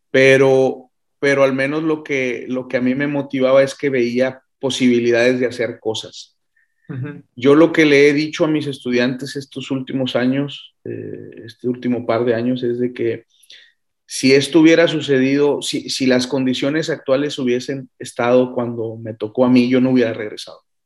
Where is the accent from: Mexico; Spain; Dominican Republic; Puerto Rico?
Mexico; Ciudad Juárez, Chihuahua; moved away; also born or lived in Colima; Yo soy de Ciudad Juárez